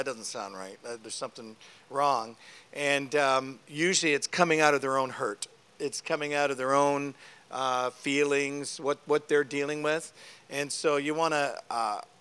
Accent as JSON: {"language": "English", "country": "Canada", "said": "I'm a Canadian"}